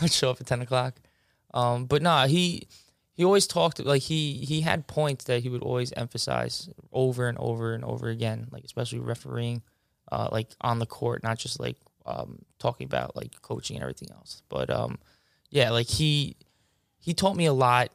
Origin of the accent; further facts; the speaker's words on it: Mineola, New York, United States; I grew up in Mineola for twenty-five years.